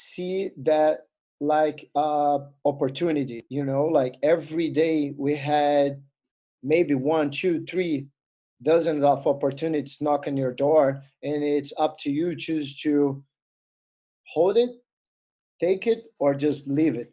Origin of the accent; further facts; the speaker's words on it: Alagoas, Brazil; English is a second language; moved away as an adult; now in Maryland, United States; Alagoas, or my hometown, didn't have jiu-jitsu